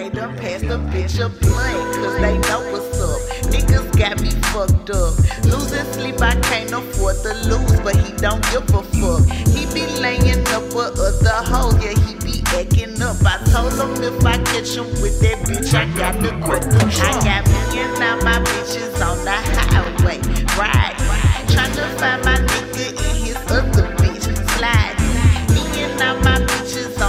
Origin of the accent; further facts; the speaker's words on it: United States; I'm American